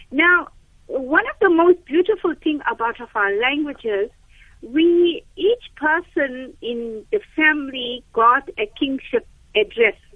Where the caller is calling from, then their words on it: Durban, KwaZulu-Natal, South Africa; I'm an Indian, and in our Indian the same, uh, culture